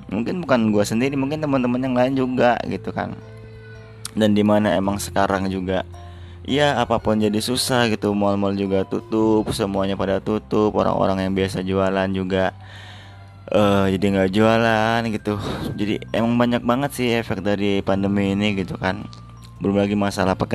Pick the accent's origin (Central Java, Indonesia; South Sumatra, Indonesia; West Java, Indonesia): South Sumatra, Indonesia; Palembang; moved away; Jadi gue tuh emang setiap tahun pasti gue balik ke kota gue di Palembang gitu kan